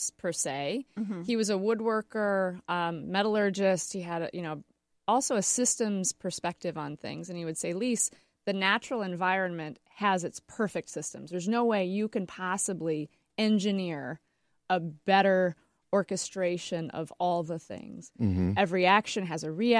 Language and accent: English; West Michigan, United States; also born or lived in Flint, Michigan; now in Grand Rapids, United States; I grew up in the West Michigan Great Lakes area